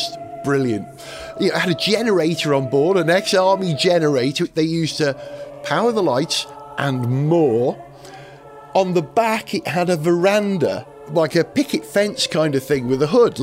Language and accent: English; North Wales, United Kingdom; growing up in North Wales